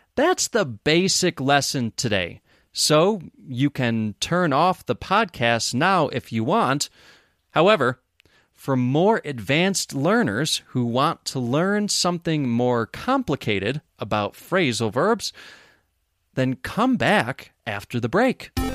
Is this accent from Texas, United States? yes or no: no; Rochester, New York, United States; moved away as an adult; now in Bisbee, United States; I live in Bisbee, Arizona, United States of America. But I grew up in Rochester, New York